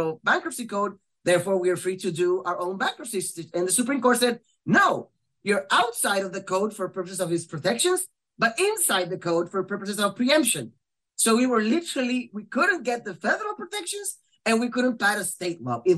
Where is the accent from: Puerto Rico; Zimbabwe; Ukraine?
Puerto Rico